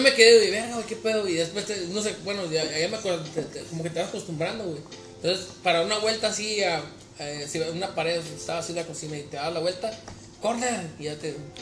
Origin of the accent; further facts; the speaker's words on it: Mexico; moved away; soy mexicano, soy de tal región